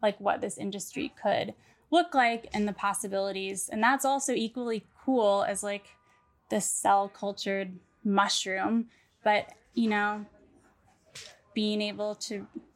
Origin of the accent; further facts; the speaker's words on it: St. Louis, Missouri, United States; I'm from St. Louis, but I feel like one of the things I would always do as a high schooler in St. Louis